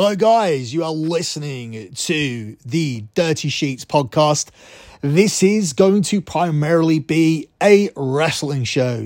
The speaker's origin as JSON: {"language": "English", "region": "England", "country": "United Kingdom", "said": "as I am English"}